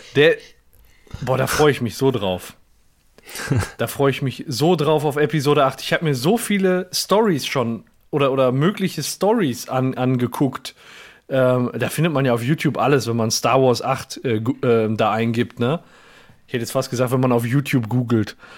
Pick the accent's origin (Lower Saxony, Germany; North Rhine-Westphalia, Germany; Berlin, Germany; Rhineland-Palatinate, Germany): North Rhine-Westphalia, Germany; Gelsenkirchen; ich bin ja in Gelsenkirchen-Burg geboren